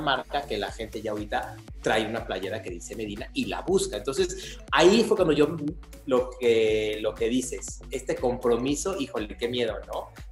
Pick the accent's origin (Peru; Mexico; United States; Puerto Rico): Mexico; Querétaro; Yo soy de Querétaro y vivo en Querétaro